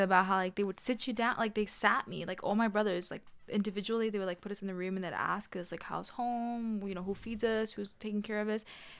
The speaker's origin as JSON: {"language": "English", "region": "New York", "country": "United States", "tie": "born or raised there", "said": "Well, yeah, like, I moved here when I was, like, around 7 or 8. So it kind of, like, it was, like, half and half. Mm-hmm. So, you know, I was born in Long Island, so"}